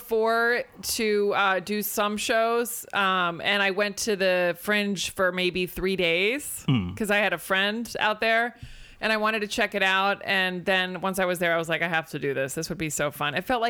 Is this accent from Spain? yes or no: yes; Spain; I mean, I grew up on more of the Spanish side because I grew up in Spain.